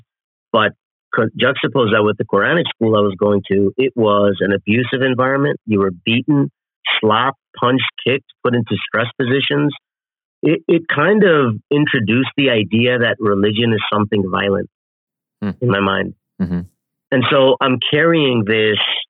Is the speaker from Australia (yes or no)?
no; Toronto, Ontario, Canada; I'm born and raised in Toronto, Canada